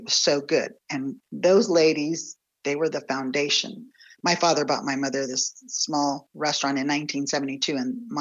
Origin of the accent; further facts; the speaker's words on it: San Antonio, Texas, United States; I'm from San Antonio, Texas, and I'm an owner and operator of the Los Barrios Mexican restaurants here in San Antonio.